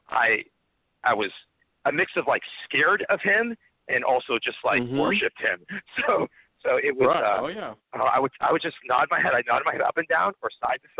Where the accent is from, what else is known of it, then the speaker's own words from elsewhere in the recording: Chelmsford, Massachusetts, United States; I grew up in Chelmsford, Massachusetts